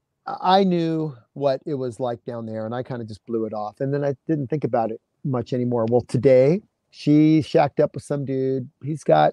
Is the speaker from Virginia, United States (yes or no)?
no; California, United States; I grew up in California.